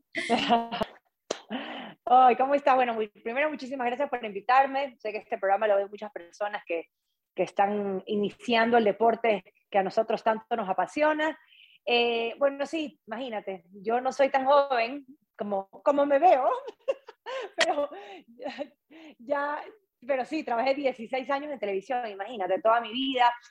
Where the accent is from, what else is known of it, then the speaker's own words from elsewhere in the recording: Ecuador; moved away as an adult; also born or lived in Quito; soy de la costa de Ecuador